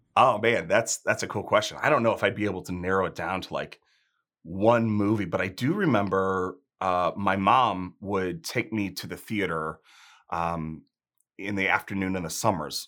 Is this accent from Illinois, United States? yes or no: yes; outside of Chicago, Illinois, United States; moved away; also born or lived in South Carolina; I grew up outside of Chicago